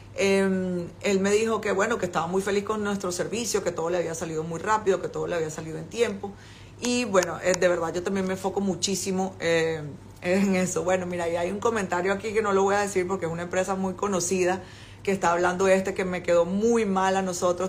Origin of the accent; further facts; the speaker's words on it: Venezuela; moved away as an adult; now in China; yo soy venezolana